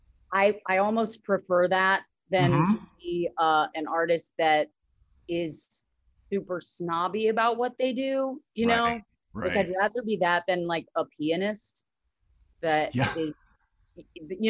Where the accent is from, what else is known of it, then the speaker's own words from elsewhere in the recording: Northern Virginia, United States; I grew up in DC, like right outside of DC in Northern Virginia, or Nova